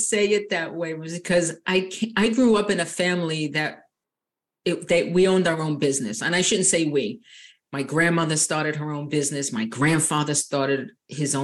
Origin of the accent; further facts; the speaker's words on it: Long Island, New York, United States; moved away as an adult; now in Southern Florida, United States; I was actually born and raised on Long Island, New York.